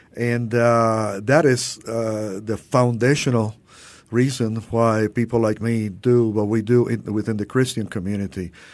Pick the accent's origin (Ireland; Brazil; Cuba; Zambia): Cuba; also born or lived in Louisville, Kentucky, United States; now in Miami, United States; growing up in Miami with our Cuban family